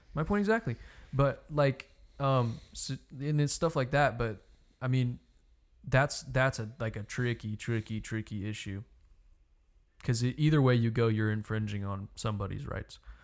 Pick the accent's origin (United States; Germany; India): United States; I'm an American